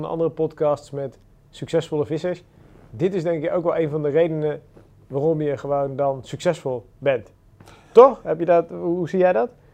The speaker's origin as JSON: {"language": "Dutch", "region": "Randstad", "country": "Netherlands", "said": "bij ons in de Randstad"}